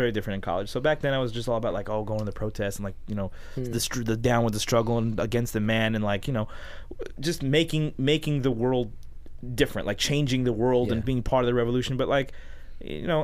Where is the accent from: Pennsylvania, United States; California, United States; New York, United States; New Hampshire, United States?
California, United States; Los Angeles; I'm from L.A., born and raised in L.A. My parents are from Jordan